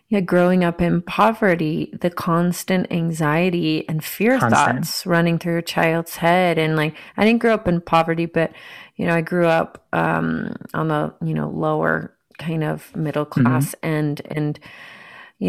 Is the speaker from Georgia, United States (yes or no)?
yes; Marietta, Georgia, United States; moved away; also born or lived in Miami, Florida; anyone else who's from Marietta, Georgia